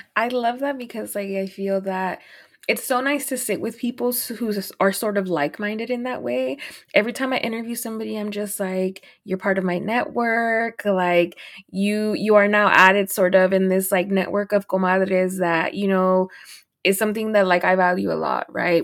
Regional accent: Dallas, Texas, United States; also born or lived in Los Angeles; I'm from Dallas

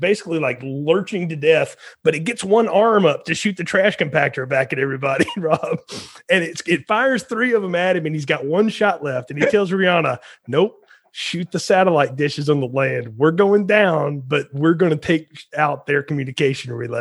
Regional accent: Alabama, United States; I grew up in Alabama

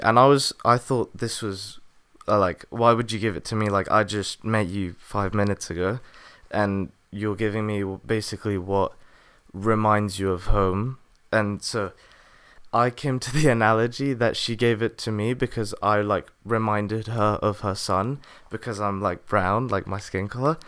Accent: England, United Kingdom; I was born in England

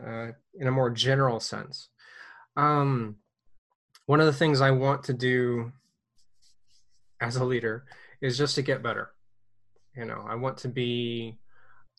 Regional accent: United States; moved away as an adult; now in Ukraine; I'm an American

